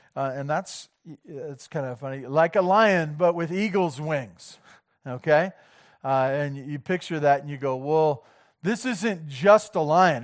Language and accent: English; Santa Barbara, California, United States; I'm from Southern California. I grew up in Santa Barbara